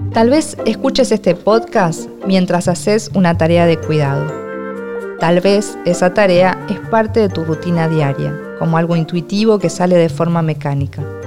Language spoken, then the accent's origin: Spanish; Argentina; soy argentina y escritora.